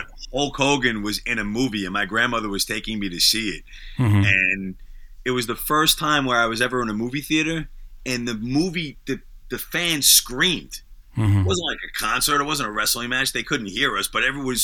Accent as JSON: {"language": "English", "region": "New York", "country": "United States", "tie": "born or raised there", "said": "I grew up in New York, so we had the WWF"}